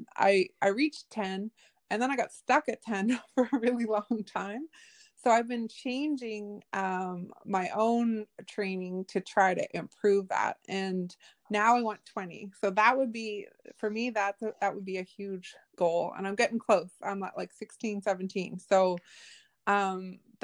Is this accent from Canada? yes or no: yes; Nova Scotia, Canada; I grew up off reserve. I grew up here in Nova Scotia